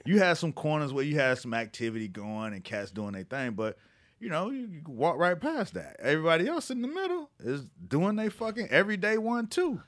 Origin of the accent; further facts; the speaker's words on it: Miami, Florida, United States; moved away; also born or lived in New York; I'm from Miami.